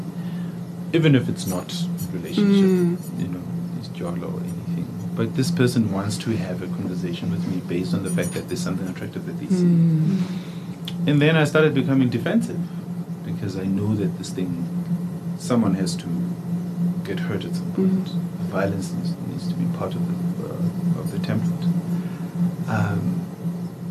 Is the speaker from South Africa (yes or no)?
yes; South Africa; I grew up in South Africa